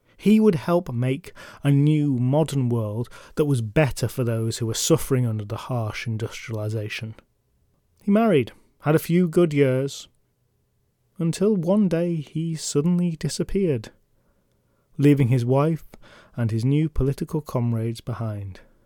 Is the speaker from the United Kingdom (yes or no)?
yes; England, United Kingdom; I'm from England